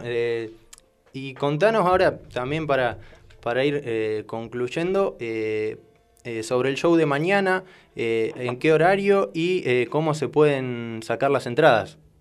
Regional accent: Argentina; todos los argentinos

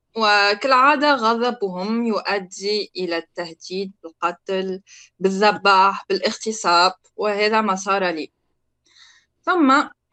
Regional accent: Tunisia; moved away as an adult; انا تونسيه

